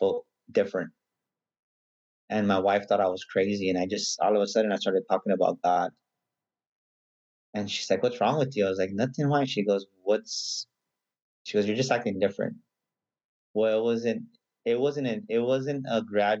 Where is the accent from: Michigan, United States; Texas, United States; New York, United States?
Texas, United States; San Antonio; also born or lived in San Marcos, Texas; I'm pretty much born and raised in San Antonio